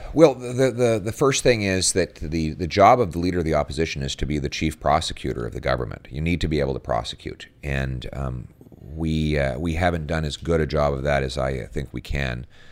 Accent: Calgary, Alberta, Canada; now in Ottawa, Canada; born and raised in Calgary

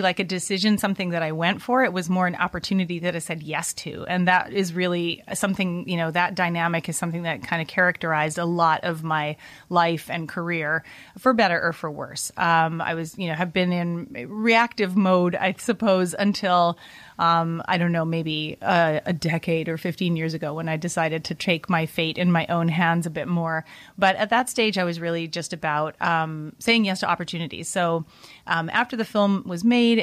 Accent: Vancouver, British Columbia, Canada; I was growing up in Vancouver, Canada

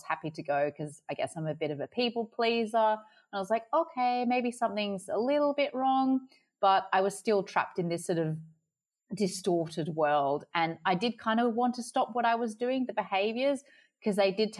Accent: Sydney, New South Wales, Australia; moved away as an adult; now in Adelaide, Australia; I'm from Sydney, but I'm currently living in Adelaide

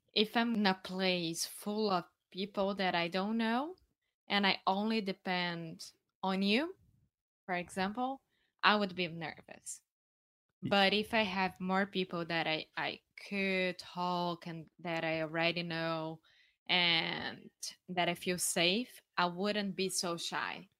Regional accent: Rio de Janeiro, Brazil; English is a second language; moved away; I'm from Brazil. Yeah, from Rio

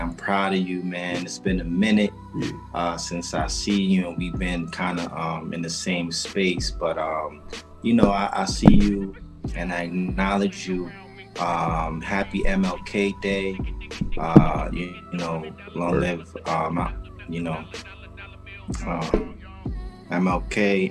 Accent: Puerto Rico; moved away; I'm from an island called Puerto Rico, um, better known to us as Borinquen

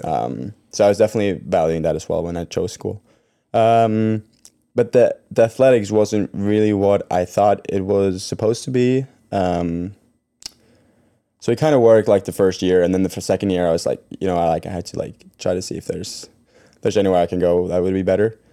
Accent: Norway; moved away; I grew up in Norway

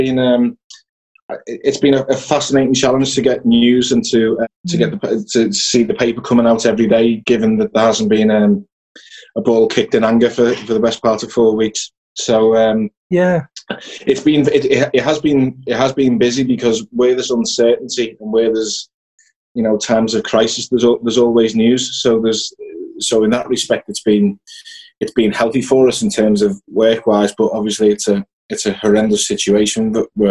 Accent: Liverpool, North West England, United Kingdom; I grew up in West Derby, not far from Liverpool's training ground.

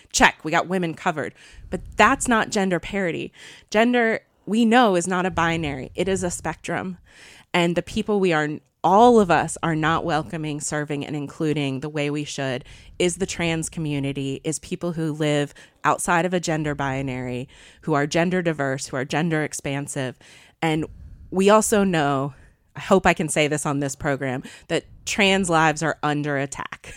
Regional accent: Eastern Wake County, North Carolina, United States; moved away as an adult; also born or lived in New York / Minneapolis; I grew up here. I grew up in Eastern Wake County

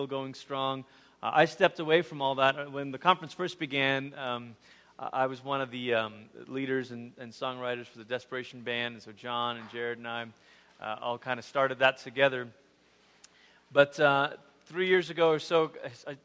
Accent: Malaysia; moved away; I grew up in Malaysia, which you know, is about as far as you can go on the other side of the world before you start coming back around.

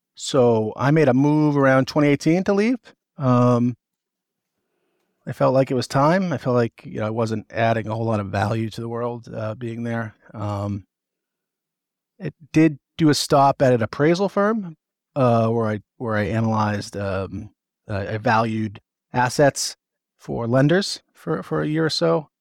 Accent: Northeast, United States; I'm from the Northeast

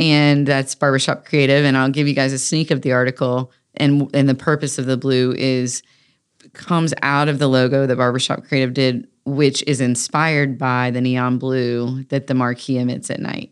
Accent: Raleigh, North Carolina, United States; Growing up in North Hills

